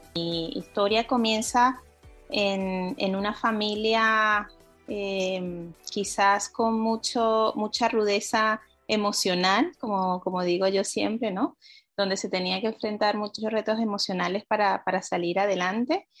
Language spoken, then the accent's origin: Spanish; Venezuela; soy venezolana